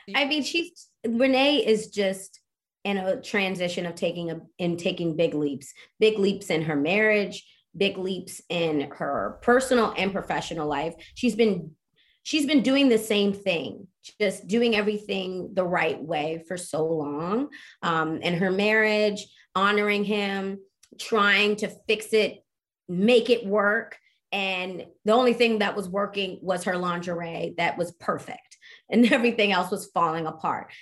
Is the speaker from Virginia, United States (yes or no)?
no; Baltimore, Maryland, United States; I'm from Baltimore